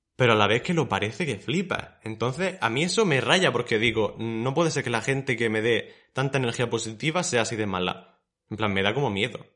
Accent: Murcia, Region of Murcia, Spain; somos personas de Murcia

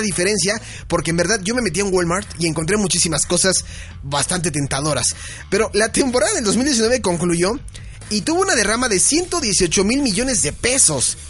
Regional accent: Mexico; somos mexicanos.

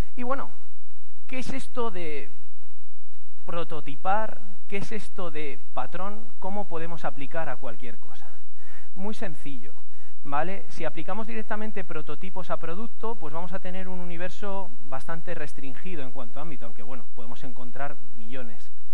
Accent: Castilla-La Mancha, Spain; manchego como yo, manchego

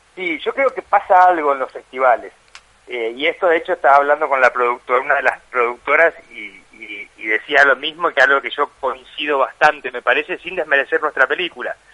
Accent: Chaco, Argentina; moved away; un poeta de mi pueblo

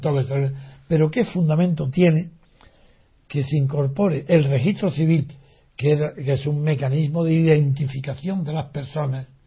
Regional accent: Spain; como español

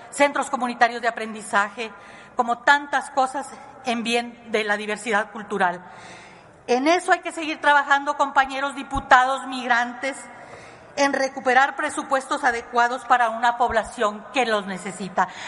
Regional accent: Coahuila, Mexico; now in abroad; del Estado, originaria de Coahuila, pero por más de 30 años viviendo en el extranjero.

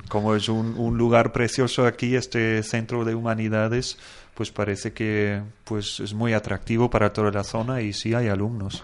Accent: Germany; moved away; yo como alemán

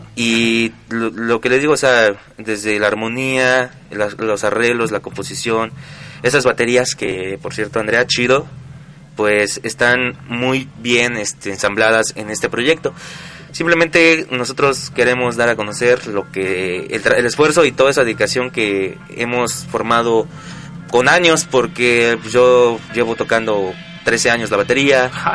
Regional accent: Puebla, Mexico; moved away; yo soy originario de Puebla

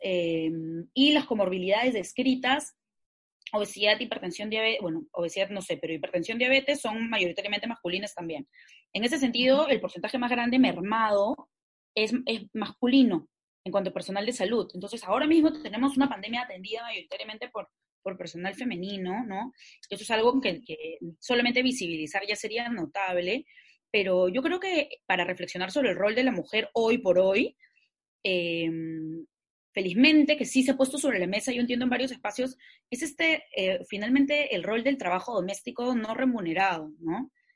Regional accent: Peru; Yo como peruana, ciudadana

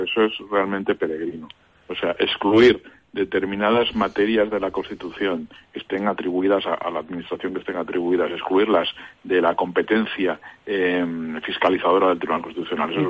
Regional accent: Catalonia, Spain; soy catalán

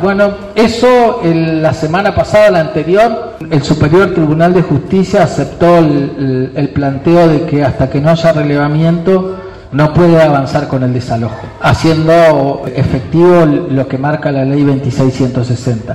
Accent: Valcheta, Río Negro, Argentina; now in General Roca, Argentina; Nací en Balcheta, donde funcionó el primer campo de concentración

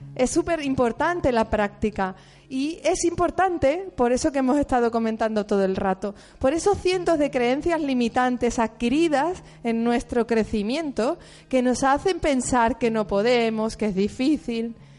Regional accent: Seville, Andalusia, Spain; moved away; also born or lived in Catalonia; Y yo soy de Sevilla

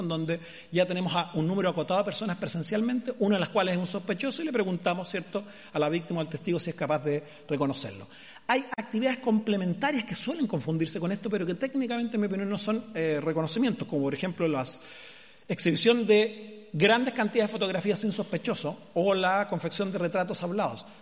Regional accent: Chile; mi país

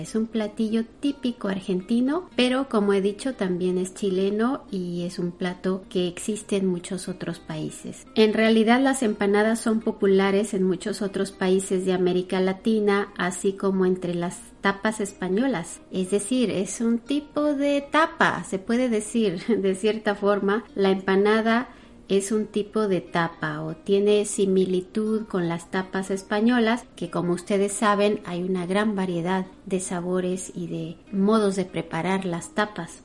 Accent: Mexico; Yo soy mexicana

